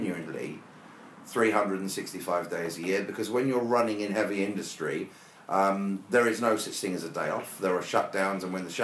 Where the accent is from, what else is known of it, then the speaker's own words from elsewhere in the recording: Brighton, South East England, United Kingdom; I was brought up in Brighton in an area called Whitehawk.